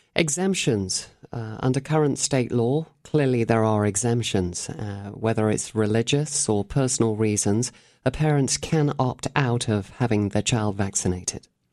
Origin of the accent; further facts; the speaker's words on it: Cheshire, North West England, United Kingdom; moved away; I was brought up in England